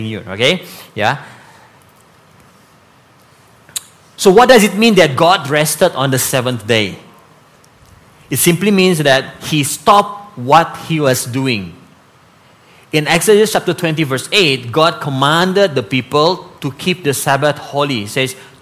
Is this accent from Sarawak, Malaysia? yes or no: no; Sandakan, Sabah, Malaysia; growing up in Sandakan